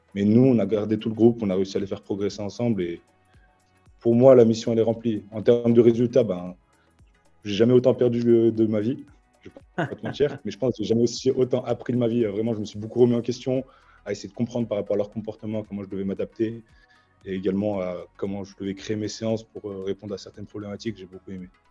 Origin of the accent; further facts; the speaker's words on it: Lyon, Auvergne-Rhône-Alpes, France; j'ai grandi aussi à la Croix-Rouge, je suis né ici.